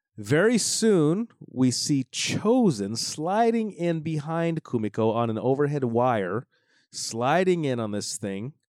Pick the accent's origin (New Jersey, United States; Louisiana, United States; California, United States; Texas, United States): California, United States; Los Angeles; I grew up in Los Angeles